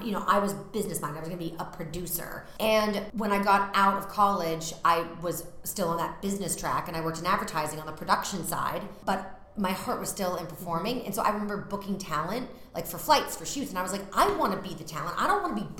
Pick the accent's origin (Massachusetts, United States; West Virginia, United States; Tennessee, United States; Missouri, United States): Massachusetts, United States; moved away as an adult; now in New York, United States; I'm from Massachusetts, so when I go home, I live outside of Boston